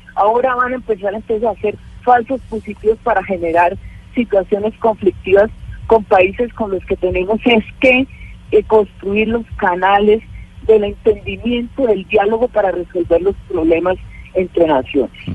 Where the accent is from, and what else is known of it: Colombia